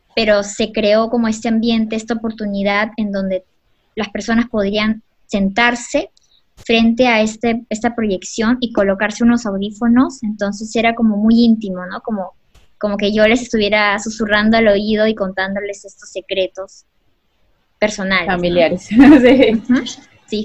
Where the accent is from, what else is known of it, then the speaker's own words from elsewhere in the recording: Peru; somos peruanos